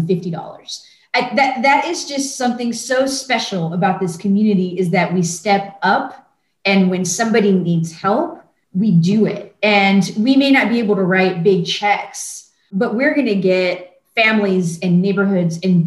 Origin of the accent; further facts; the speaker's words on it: Pasadena, Texas, United States; moved away as an adult; now in San Antonio, United States; I grew up in the Houston area in Pasadena